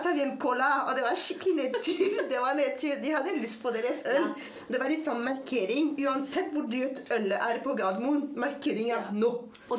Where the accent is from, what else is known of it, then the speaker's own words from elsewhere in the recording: France; Norwegian is a second language; moved away as an adult; also born or lived in Paris; now in Norway; jeg er født og vokst opp i Frankrike